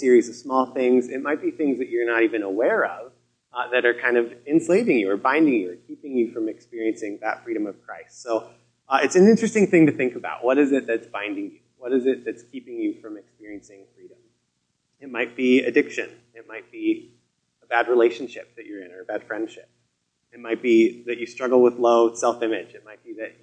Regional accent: Colorado, United States; moved away as an adult; also born or lived in Seattle / Vancouver, British Columbia; I grew up in Colorado

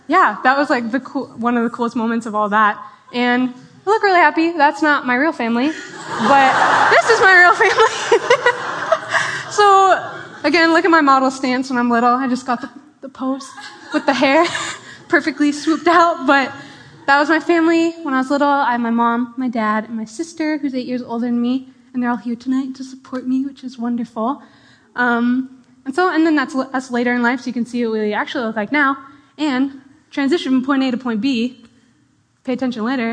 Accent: Edmonds, Washington, United States; I grew up in Edmonds, Washington, which is like, just like 20 minutes north of here, pretty small town. But I've lived there my whole life

